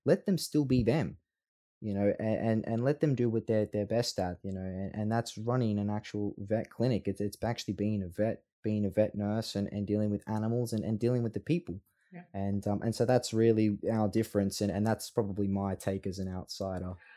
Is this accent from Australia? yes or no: yes; Australia; Australians love Australians